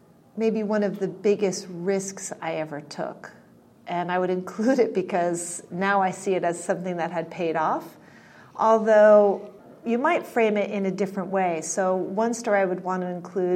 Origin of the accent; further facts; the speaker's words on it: Connecticut, United States; also born or lived in New York City; I was born in New York City, but I was raised mostly in Connecticut, in what was at the time a very small farming community in Connecticut